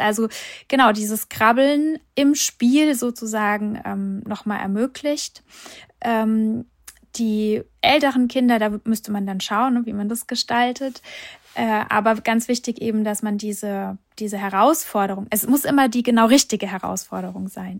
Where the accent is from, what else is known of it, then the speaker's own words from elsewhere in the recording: Hesse, Germany; Bei uns hier, ich komme aus Hessen